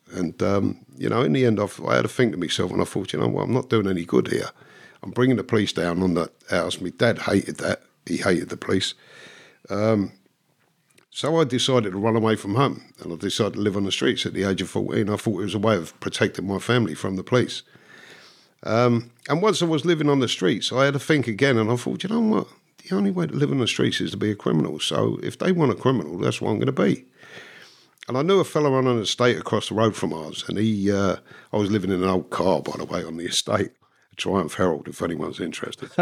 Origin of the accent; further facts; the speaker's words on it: London, United Kingdom; moved away; I was born in London. My parents were Irish immigrants from Dublin.